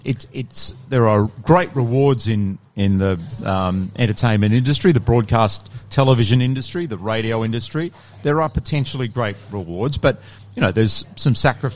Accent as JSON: {"language": "English", "town": "Fremantle", "region": "Western Australia", "country": "Australia", "tie": "born or raised there", "said": "Was lucky to do that in Perth, in Fremantle"}